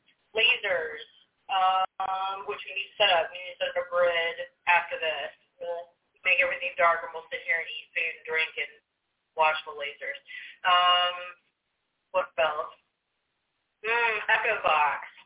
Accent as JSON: {"language": "English", "region": "Georgia", "country": "United States", "moved": "yes", "lives_now": "Gettysburg, United States", "said": "I'm from Georgia"}